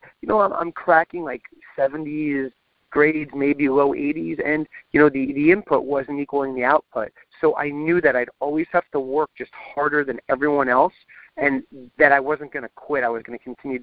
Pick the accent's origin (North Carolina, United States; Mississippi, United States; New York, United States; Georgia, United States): New York, United States; Long Island; I grew up on Long Island.